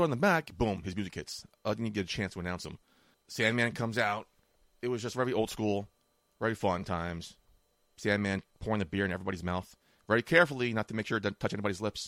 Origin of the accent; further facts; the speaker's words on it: New York, United States; we're from New York